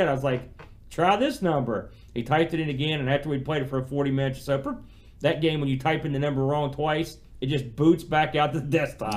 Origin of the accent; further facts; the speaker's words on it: United States; being an American